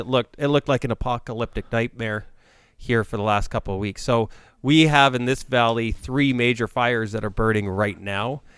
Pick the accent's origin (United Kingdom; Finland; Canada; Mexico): Canada; as a Canadian